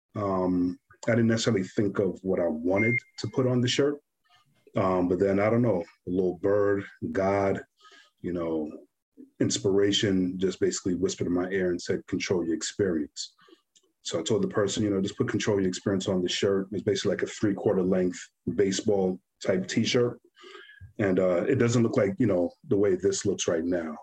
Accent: New York, United States; growing up in New York

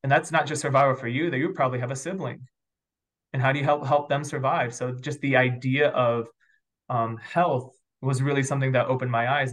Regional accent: New York, United States; now in St. Louis, United States; I grew up probably predominantly in the East Coast um, on the border of upstate New York and northern Pennsylvania. So if you guys know where Watkins Glen or Ithaca, New York is, that's kind of the counties that I got

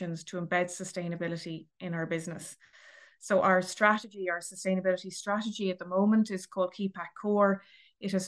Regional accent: Dublin, Leinster, Ireland; I'm from Dublin originally

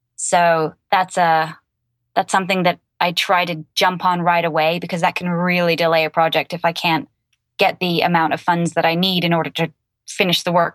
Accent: England, United Kingdom; now in United States; I'm originally from England and I live in America

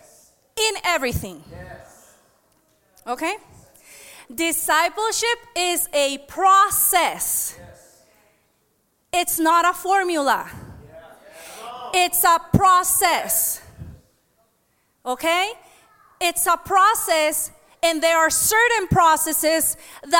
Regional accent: United States; I am an American. I was born here. I am just Honduran too

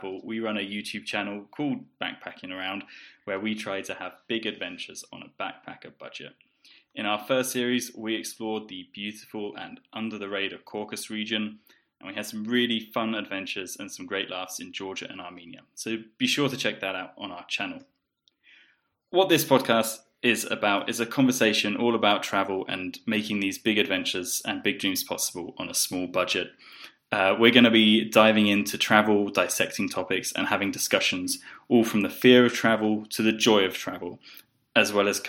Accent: South East England, United Kingdom; moved away as an adult; also born or lived in Poland / Bulgaria / Colombia; I grew up in the southeast of England, but I moved out maybe 10 years ago and have lived in Poland, Bulgaria, Colombia.

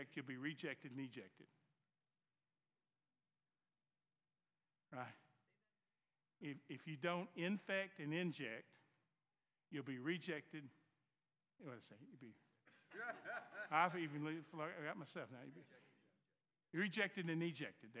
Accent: the South, United States; accent: Southern; My Southern accent. So in the South

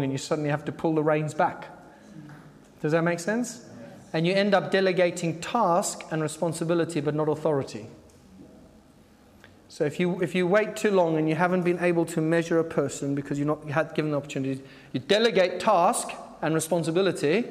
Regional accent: Zimbabwe; I grew up in Zimbabwe

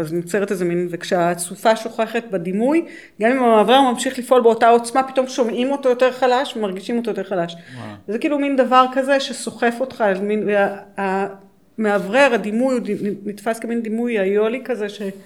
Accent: Israel; למרות שאני נולדתי פה

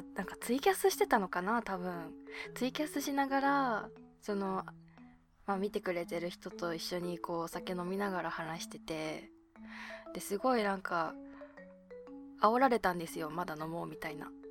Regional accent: Abashiri, Hokkaido, Japan; now in Tokyo, Japan; 私の地元の網走

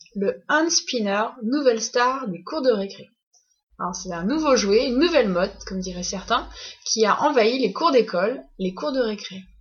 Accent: France; on est française et pas québécoise

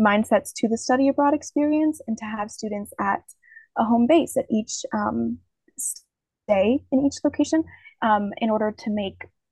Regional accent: Louisville, Kentucky, United States; moved away as an adult; now in Rome, Italy; I'm from Louisville, Kentucky

